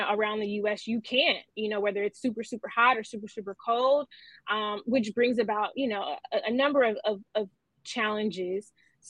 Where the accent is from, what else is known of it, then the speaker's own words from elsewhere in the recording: Los Angeles, California, United States; I am an LA native.